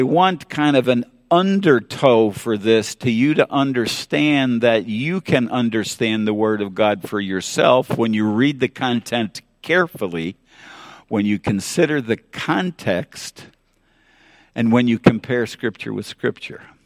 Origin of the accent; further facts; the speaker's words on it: New York City, New York, United States; growing up in New York City